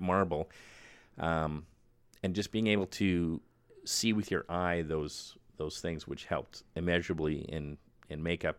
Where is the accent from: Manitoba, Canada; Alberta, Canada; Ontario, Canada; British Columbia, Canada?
Manitoba, Canada; Winnipeg; moved away as an adult; also born or lived in Vancouver; I'm from Winnipeg